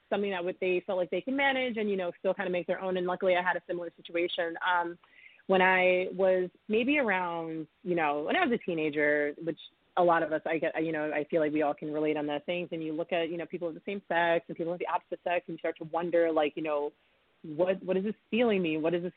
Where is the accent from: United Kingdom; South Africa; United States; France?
United States; Middletown, New York; also born or lived in Mount Vernon, New York / Harrison, New York; now in New York City, United States; I grew up in Middletown, New York